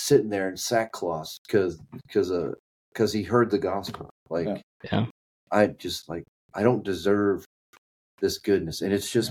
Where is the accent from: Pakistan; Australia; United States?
United States; Kentucky; accent: Kentucky; my Kentucky accent